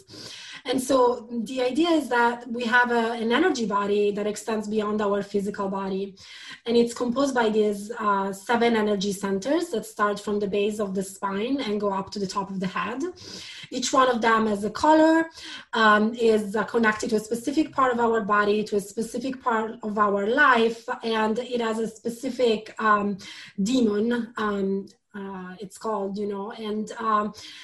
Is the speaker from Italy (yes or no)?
yes; Milan, Lombardy, Italy; English is a second language; moved away as an adult; also born or lived in London; I was born in Milan